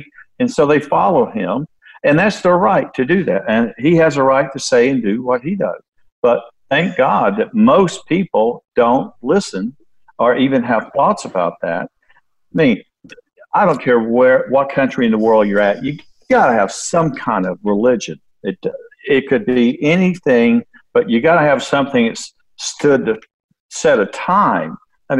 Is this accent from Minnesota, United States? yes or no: no; Florida, United States; I'm from Florida.